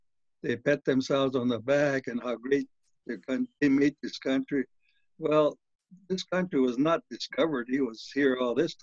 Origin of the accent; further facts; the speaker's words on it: Zuni, New Mexico, United States; I belong to many orders within the Zuni tribe